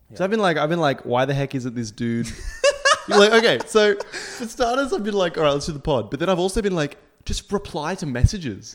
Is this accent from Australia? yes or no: yes; Australia; we're Australian